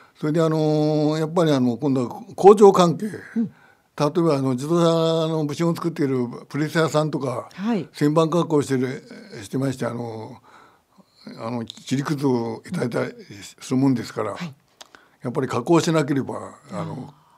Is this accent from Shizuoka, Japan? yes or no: no; Niigata, Japan; accent: Niigata dialect; moved away as an adult; now in Takasaki, Japan; 私も新潟弁ですから